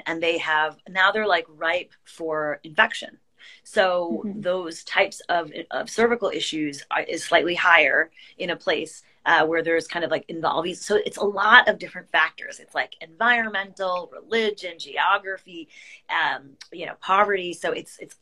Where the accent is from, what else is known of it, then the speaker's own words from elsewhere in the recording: United States; I grew up with here in America